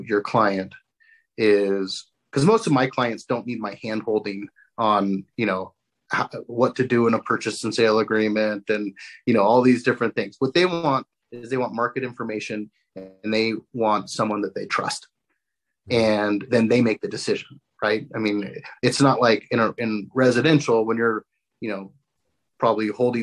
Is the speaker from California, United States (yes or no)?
yes; Coronado, California, United States; moved away; I grew up in Coronado down in San Diego